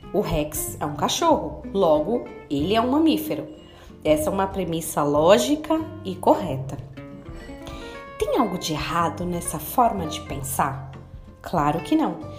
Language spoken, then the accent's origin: Portuguese; Brazil; eu sou brasileira